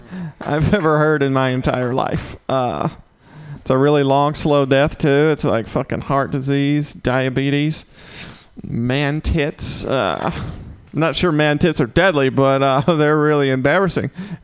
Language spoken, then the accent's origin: English; the South, United States; Yeah, so I'm from the South.